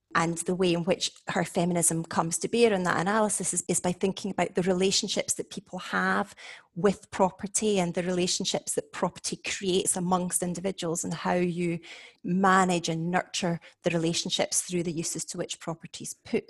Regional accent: Scotland, United Kingdom; now in Warwick, United Kingdom; I am Scottish, obviously, but I'm now based at Warwick University

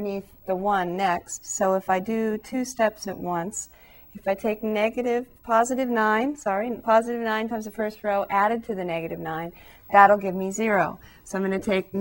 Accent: Southern California, United States; back where I come from, growing up in Southern California

